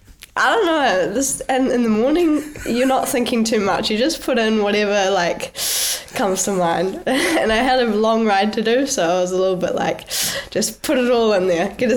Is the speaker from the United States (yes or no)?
no; New Zealand; moved away as an adult; now in Girona, Spain; I'm a hearty supporter and supported by my hometown peanut butter company, Pix Peanut Butter. So I haul that over from New Zealand every year as much as I possibly can.